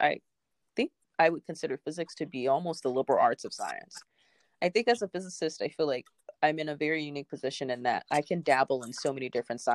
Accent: Memphis, Tennessee, United States; now in Cambridge, United States; I'm originally from Memphis, Tennessee, but I'm currently located in Cambridge, Massachusetts

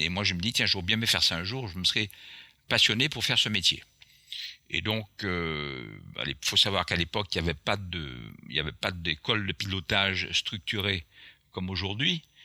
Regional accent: Martinique; accent: Antillean; first language Antillean Creole; French is a second language; also born or lived in Florida; je suis né à la Martinique

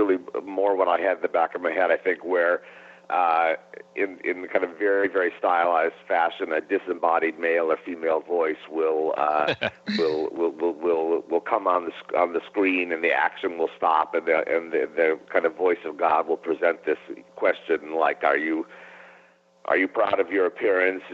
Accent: Cleveland, Ohio, United States; growing up in Cleveland, Ohio

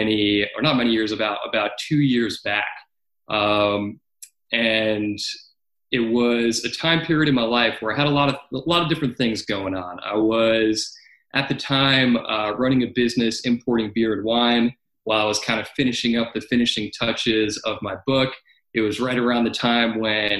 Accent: New York, United States; I came back to my home state of New York

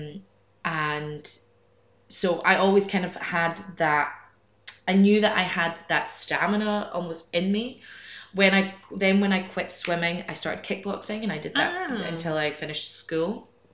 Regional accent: Scotland, United Kingdom; moved away as an adult; now in Madrid, Spain; I'm from Scotland originally, but I've been living here in Madrid for about eight years, more or less.

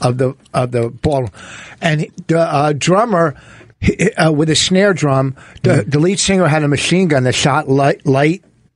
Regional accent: New Jersey, United States; because we're from Jersey.

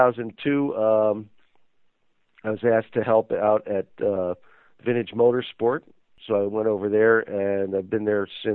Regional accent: White Plains, New York, United States; moved away as an adult; also born or lived in Chicago, Illinois / Mendota, Illinois / Florida; growing up in White Plains, New York.

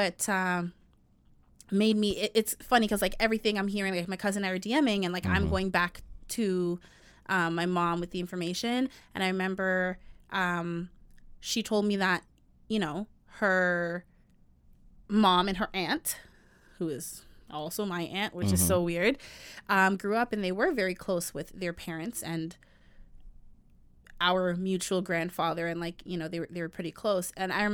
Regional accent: Jamaica; And y'all wonder why I say I don't want to date a Jamaican man, even though I'm Jamaican.

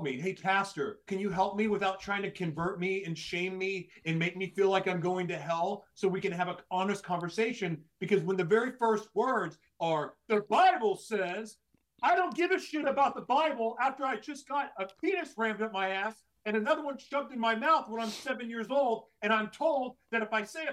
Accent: Oklahoma, United States; I grew up in Oklahoma, going to church all the time

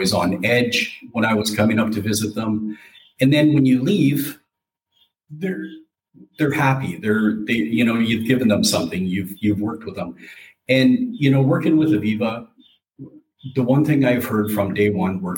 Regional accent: Calgary, Alberta, Canada; moved away as an adult; also born or lived in Ontario; I am from Calgary, born and raised Calgary, Alberta.

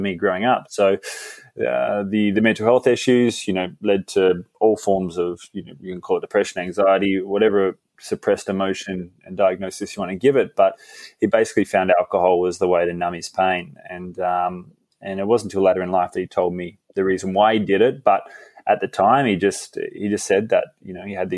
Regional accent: Fremantle, Western Australia, Australia; growing up under her guidance and in this community in Fremantle, just near Perth on the west coast

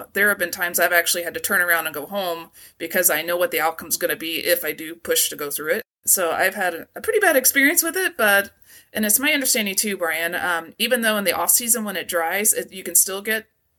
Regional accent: East Coast, United States; I grew up on the East mm-hmm. Coast, and I was highly allergic to poison ivy

